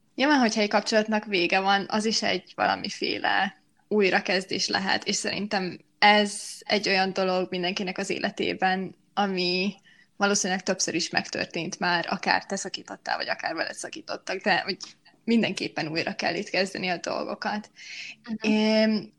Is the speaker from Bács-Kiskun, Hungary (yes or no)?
no; Miskolc, Borsod-Abaúj-Zemplén, Hungary; first language Hungarian; moved away as an adult; now in Budapest, Hungary; amikor Miskolcról Pestre kerültem egyetem miatt